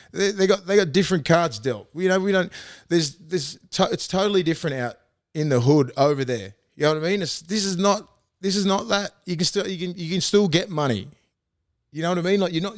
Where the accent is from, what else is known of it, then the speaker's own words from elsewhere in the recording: Toronto, New South Wales, Australia; You know, I mean, I'm a kid from Toronto West.